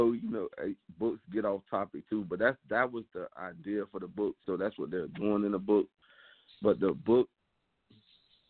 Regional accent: Miami, Florida, United States; I'm from Overtown, Miami, which is like one of the most like poorest neighborhoods in the city of Miami

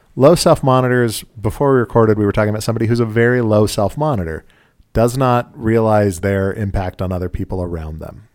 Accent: Utah, United States; we're from Utah

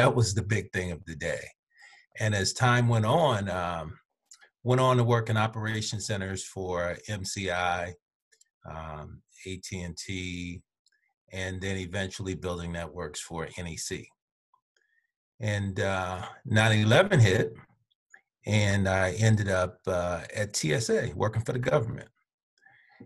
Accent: Birmingham, Alabama, United States; I was born in Birmingham, Alabama. I lived in Birmingham, Alabama, till I was probably in middle school

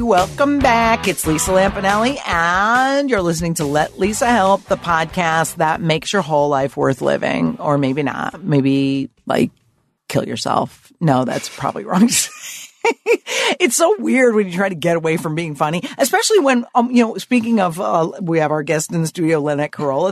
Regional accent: Connecticut, United States; Lower middle class. Um, father had a white collar ish job, mm-hmm. um, Connecticut

